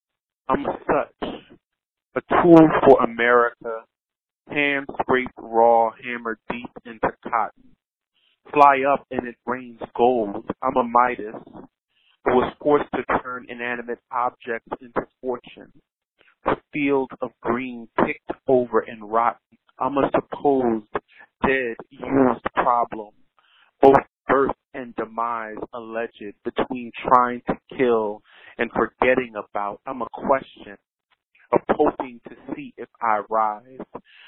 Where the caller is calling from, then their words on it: Philadelphia, Pennsylvania, United States; I'm calling from Philadelphia, PA.